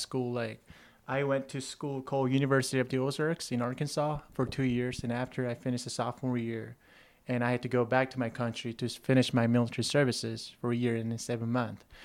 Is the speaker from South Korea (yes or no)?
yes; Seoul, South Korea; moved away as an adult; I grew up out in Seoul, South Korea, and I played a baseball there until the high school.